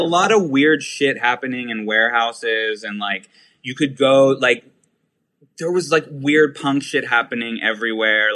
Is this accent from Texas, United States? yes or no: no; Pittsburgh, Pennsylvania, United States; now in New York, United States; I'm from Pittsburgh. Yeah, born and raised